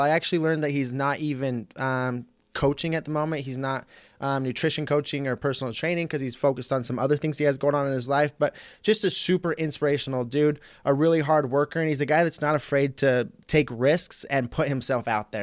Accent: United States; also born or lived in St. George, Utah; I'm from, like, the southeastern um, northeastern side of, of, like, Idaho and, and Utah, right on the border

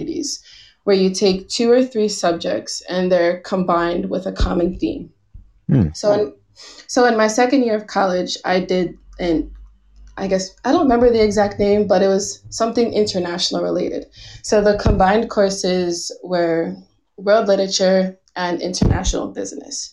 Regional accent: New Jersey, United States; moved away as an adult; now in Taiwan; I'm from the US. I grew up in New Jersey. I've lived there for nearly all of my life

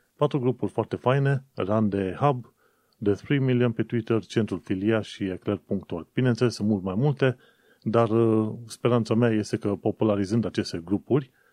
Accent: Romania; moved away as an adult; now in London, United Kingdom; încă făceam muncă pentru firma din România

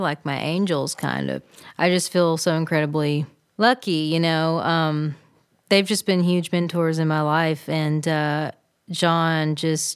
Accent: Kentucky, United States; as a Southerner, as a country person, as someone that grew up in a rural area

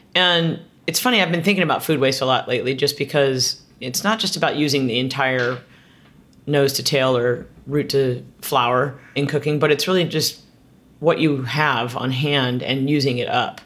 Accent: Southern California, United States; moved away; also born or lived in San Francisco; I grew up in Southern California

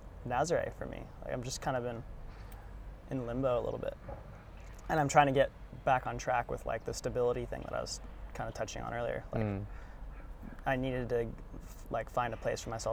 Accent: Kauai, Hawaii, United States; also born or lived in Santa Cruz, California; I was 3 when we moved, so Hawaii's kind of just been my home

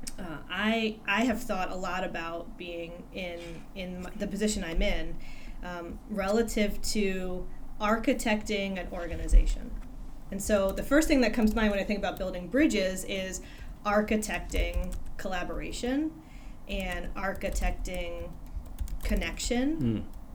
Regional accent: New Jersey, United States; now in Michigan, United States; my parents actually relocated back to Michigan, I should say, from where I grew up in New Jersey

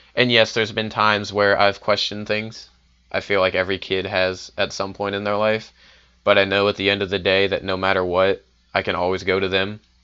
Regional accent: Richmond, Virginia, United States; moved away as an adult; I'm from Richmond, Virginia

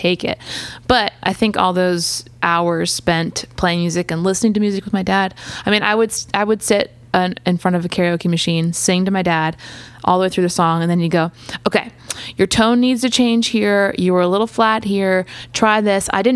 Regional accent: outside of Philadelphia, Pennsylvania, United States; now in Nashville, United States; I grew up outside of Philadelphia.

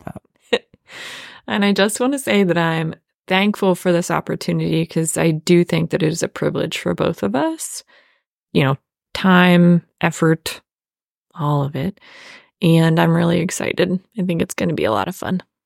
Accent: Apollo, Pennsylvania, United States; moved away; I am from Apollo area. And if you're familiar with Western Pennsylvania, it is a, again, suburb of a suburb

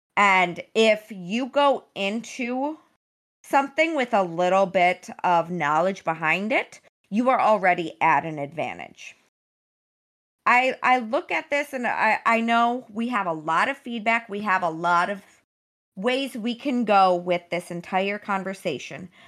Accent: Wisconsin, United States; also born or lived in Michigan; Wisconsin. I grew up there

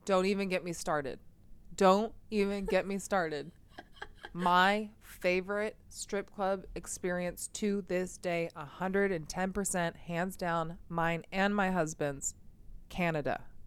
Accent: United States; The United States.

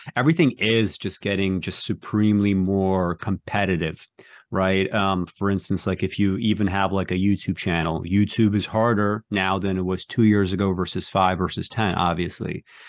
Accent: New York City, New York, United States; I grew up in New York City

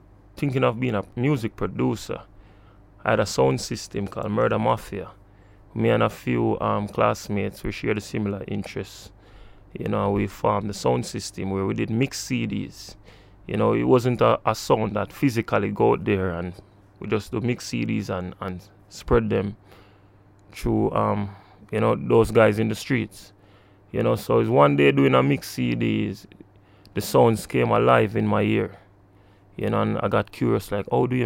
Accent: Kingston, Jamaica; I was born in Kingston, within this vicinity, close

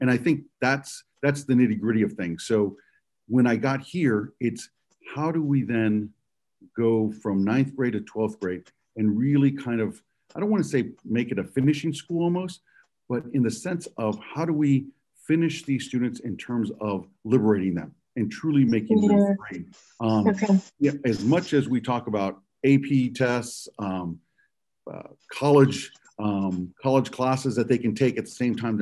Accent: Houston, Texas, United States; moved away as an adult; now in Northwest Arkansas, United States; I'm not a native Houstonian, but I was raised in Houston, Texas.

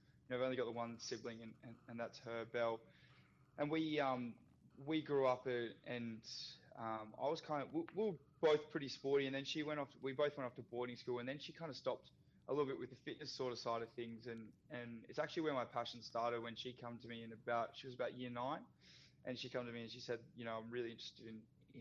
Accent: Australia; played a whole bunch of sports as everyone does growing up in Australia

